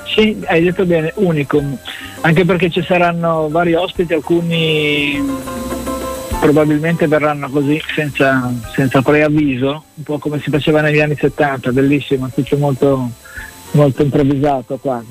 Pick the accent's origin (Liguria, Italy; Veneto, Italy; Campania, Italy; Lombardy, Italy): Liguria, Italy; Genoa; moved away